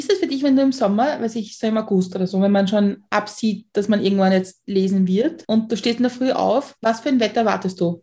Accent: Austria; ich bin auch in Österreich aufgewachsen

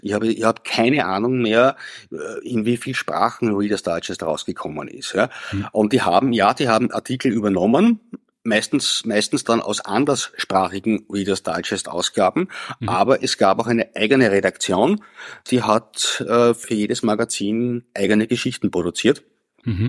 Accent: Lower Austria, Austria; also born or lived in Vienna; Ich bin in Wien geboren, allerdings in Niederösterreich aufgewachsen, weil meine Eltern dort äh, sich ein Haus gebaut haben

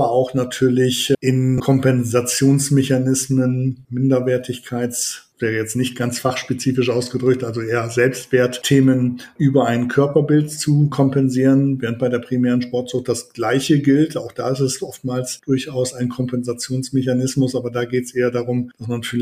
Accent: Leipzig, Saxony, Germany; ich komme ja aus Leipzig und es gibt gerade an der Universität Leipzig

